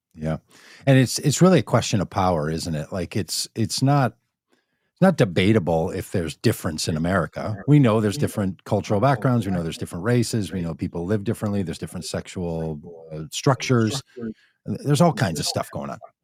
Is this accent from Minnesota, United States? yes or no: yes; Minnesota, United States; I was raised in Minnesota